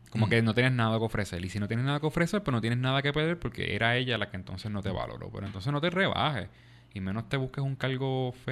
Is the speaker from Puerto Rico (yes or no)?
yes; Bayamón, Puerto Rico; yo soy de Bayamón.